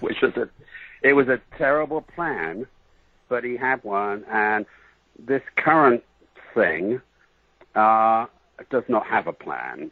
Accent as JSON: {"language": "English", "town": "Bath", "region": "South West England", "country": "United Kingdom", "tie": "born or raised there", "moved": "yes", "said": "I was born in England in the city of Bath, like bathroom"}